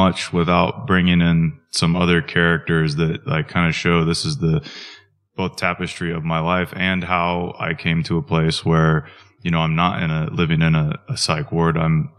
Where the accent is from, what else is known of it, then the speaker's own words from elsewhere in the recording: Wichita, Kansas, United States; Wichita, Kansas, which is not a small town. It's not a big city. It's about 350,000 population.